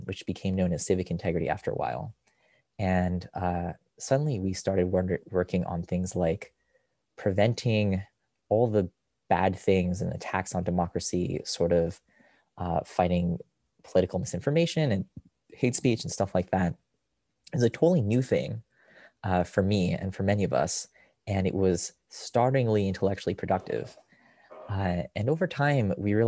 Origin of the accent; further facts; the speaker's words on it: Rochester, New York, United States; moved away; also born or lived in Israel; I grew up in Rochester, which is where I physically am now, visiting my parents